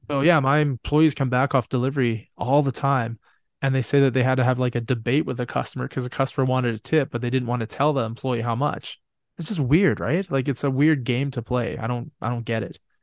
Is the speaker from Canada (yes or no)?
yes; Canada; I'm from Canada.